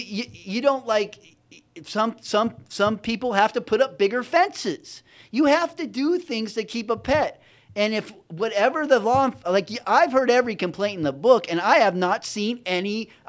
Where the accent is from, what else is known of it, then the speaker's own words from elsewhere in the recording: Mexico; now in United States; And I grew up partially in Mexico, but we had everything.